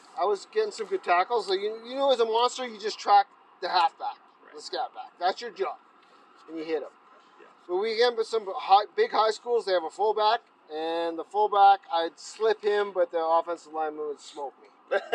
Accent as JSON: {"language": "English", "town": "Edmonton", "region": "Alberta", "country": "Canada", "tie": "born or raised there", "said": "I grew up in Edmonton."}